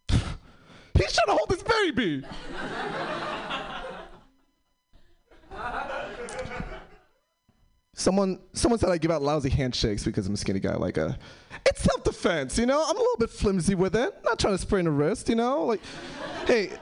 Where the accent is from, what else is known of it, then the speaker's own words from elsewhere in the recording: New York City, New York, United States; moved away; I'm originally from New York City.